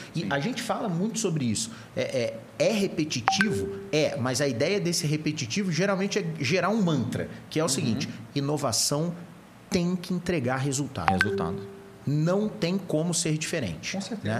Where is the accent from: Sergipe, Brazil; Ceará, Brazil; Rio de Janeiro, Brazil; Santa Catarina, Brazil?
Rio de Janeiro, Brazil; now in São Paulo, Brazil; Eu sou carioca